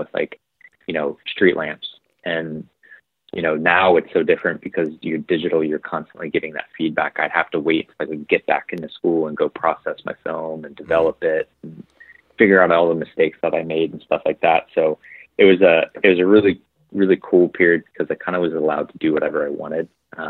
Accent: Vail, Colorado, United States; And, you know, growing up in Vail, you have access to a lot of really good snowboarding

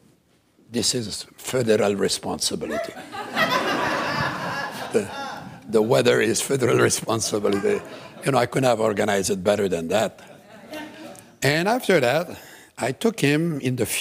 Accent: Quebec, Canada; first language French; English is a second language; also born or lived in Shawinigan; I'm from Quebec

